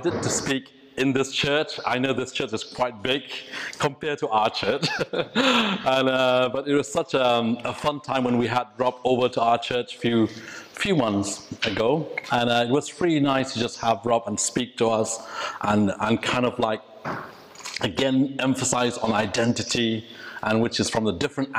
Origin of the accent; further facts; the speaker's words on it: Meghalaya, India; first language Khasi; English is a second language; moved away as an adult; now in United Kingdom; my language, Khasi. So English is my third language